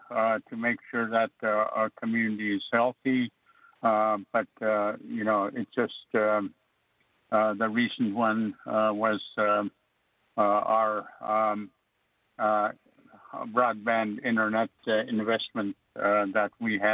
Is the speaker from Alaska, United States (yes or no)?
yes; Alaska, United States; first language Yup'ik; English is a second language; also born or lived in Oregon; my first language is Yupak, and I'm very fluent